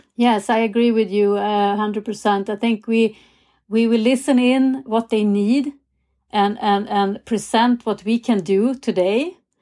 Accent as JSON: {"language": "English", "country": "Sweden", "tie": "born or raised there", "said": "growing up in Sweden"}